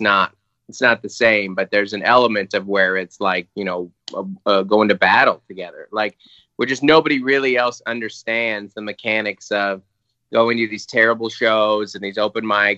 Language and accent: English; Federal Way, Washington, United States; moved away as an adult; also born or lived in Seattle; now in San Diego, United States; I grew up in Federal Way, I went to UW, like, I'm like a Seattle guy. We spent our first 27 years there